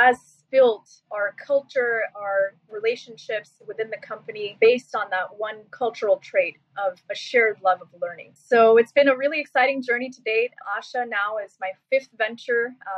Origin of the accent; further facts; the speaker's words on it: Seattle, Washington, United States; also born or lived in Silicon Valley; now in New York City, United States; I moved back to Seattle, my hometown